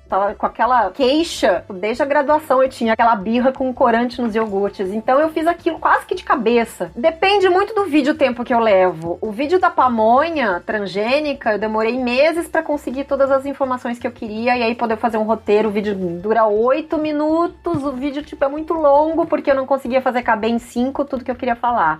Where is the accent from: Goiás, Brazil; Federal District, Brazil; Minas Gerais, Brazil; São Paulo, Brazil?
São Paulo, Brazil; interior of; now in São Paulo, Brazil; eu sou do interior de São Paulo, mas, cara, eu tô aqui já na capital faz tempo